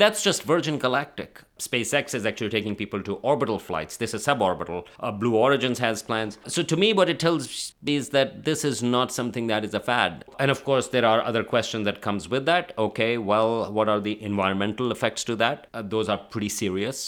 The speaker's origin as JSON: {"language": "English", "country": "Pakistan", "also_born_or_lived": "Karachi", "moved": "yes", "said": "I'm from Pakistan."}